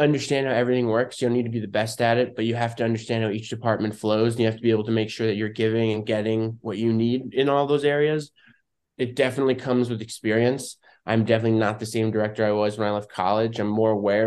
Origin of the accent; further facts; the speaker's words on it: New Jersey, United States; moved away as an adult; now in Los Angeles, United States; I'm from New Jersey, born and raised in Jersey